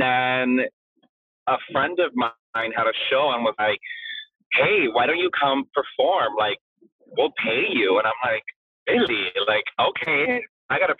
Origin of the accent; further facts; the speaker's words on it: Chicago, Illinois, United States; first language Spanish; English is a second language; also born or lived in Puerto Rico; born here in Chicago